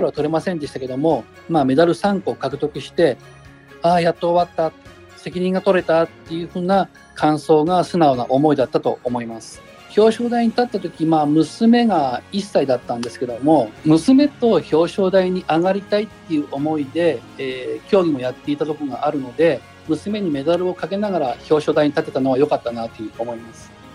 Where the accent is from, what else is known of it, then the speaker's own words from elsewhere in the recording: Nagano, Japan; moved away as an adult; also born or lived in Miyakojima, Okinawa; now in Ina, Japan; 地元長野